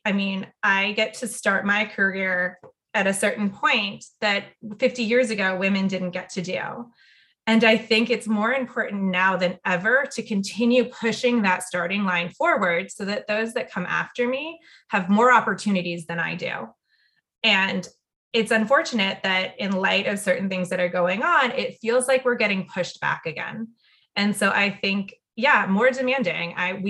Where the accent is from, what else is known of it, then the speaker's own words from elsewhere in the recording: Saudi Arabia; And a lot of that stemmed from growing up in Saudi Arabia.